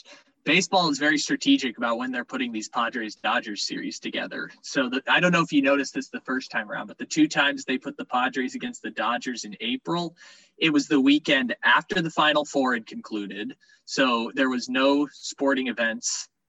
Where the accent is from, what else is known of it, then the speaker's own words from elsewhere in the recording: San Diego, California, United States; as someone who born and raised in San Diego